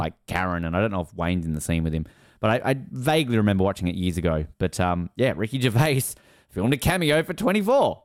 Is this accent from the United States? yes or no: no; Australia; I'm from Australia.